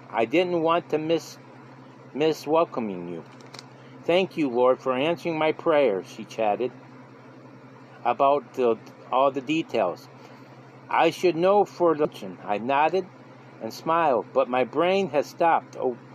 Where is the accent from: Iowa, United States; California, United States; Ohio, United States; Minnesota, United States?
California, United States; now in Cincinnati, United States; Growing up in California, I often went east to see my grandparents in Nebraska, attending school in New York State.